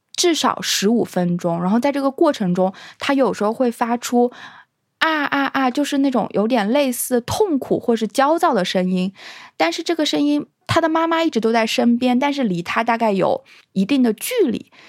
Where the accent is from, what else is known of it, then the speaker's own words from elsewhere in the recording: China; moved away; 我小时候有想过，如果我没有生在中国，我有什么遗可遗憾的？